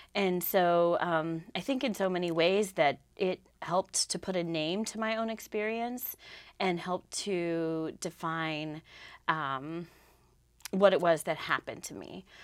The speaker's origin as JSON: {"language": "English", "region": "Southwest", "country": "United States", "tie": "born or raised there", "also_born_or_lived": "Lamoille County, Vermont", "moved": "yes", "lives_now": "Vermont, United States", "said": "I grew up out in the Southwest"}